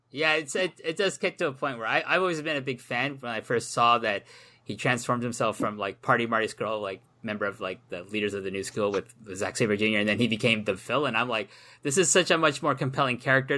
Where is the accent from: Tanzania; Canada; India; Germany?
Canada; myself as a Canadian, can come to Wolverhampton